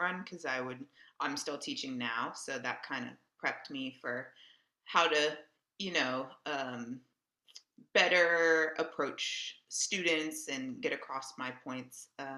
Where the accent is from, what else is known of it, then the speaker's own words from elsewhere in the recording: Houston, Texas, United States; moved away as an adult; also born or lived in New York City; now in Dallas, United States; I'm originally from Houston, Texas